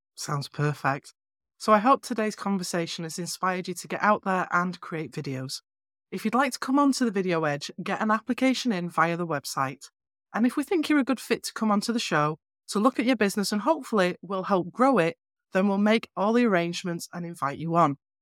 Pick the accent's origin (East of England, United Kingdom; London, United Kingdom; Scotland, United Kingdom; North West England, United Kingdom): North West England, United Kingdom; moved away; I'm from northwest England originally. I have a quirky accent